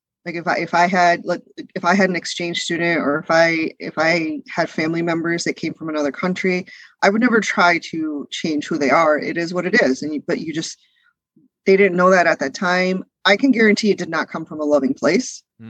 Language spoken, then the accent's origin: English; United States; also born or lived in India; I'm not. We moved here when I was 3 years old. So my brother, who was born here, is first generation born and raised in America. I'm first generation raised in America.